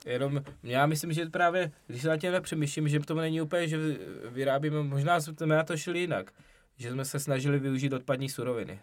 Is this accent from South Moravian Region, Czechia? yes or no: yes; South Moravian Region, Czechia; jsme z Jižní Moravy